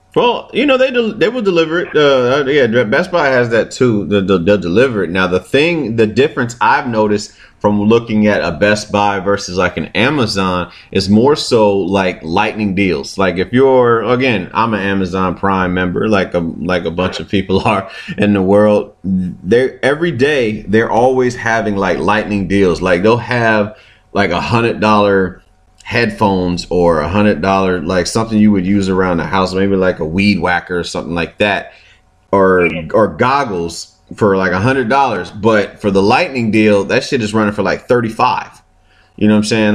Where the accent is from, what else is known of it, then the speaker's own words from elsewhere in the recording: Chesapeake, Virginia, United States; growing up in Virginia